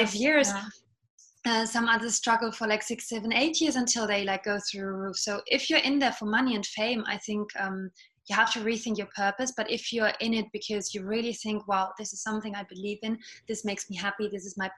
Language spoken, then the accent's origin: English; Germany; accent: British; first language Estonian; English is a second language; moved away as an adult; also born or lived in London, United Kingdom; now in Paris, France; So my dad is German. I grew up in Germany, and my mom is actually Estonian. And she brought me up only speaking Estonian to me